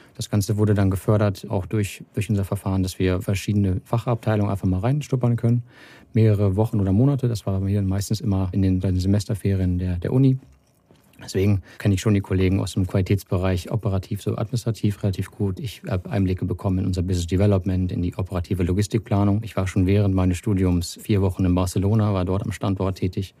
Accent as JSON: {"language": "German", "town": "Hanover", "region": "Lower Saxony", "country": "Germany", "tie": "born or raised there", "also_born_or_lived": "Salzgitter / Wolfsburg", "moved": "as an adult", "said": "ich komme aus Hannover. Das ist ähm, 80 Kilometer weiter westlich, die A2 hoch. Und ja, dort geboren, dort zur Schule gegangen"}